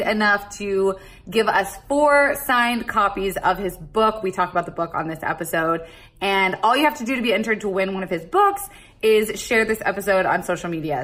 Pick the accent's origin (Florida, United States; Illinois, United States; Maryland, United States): Florida, United States; I'm from Florida, where it's the strip club ca- capital of the uh-huh. world